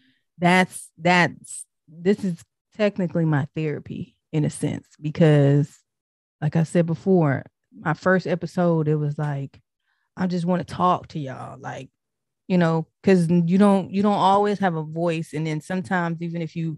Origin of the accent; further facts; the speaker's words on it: Tennessee, United States; also born or lived in Detroit, Michigan; I'm originally from Detroit, but I was raised in Tennessee, so I got more of the down south, southern type background.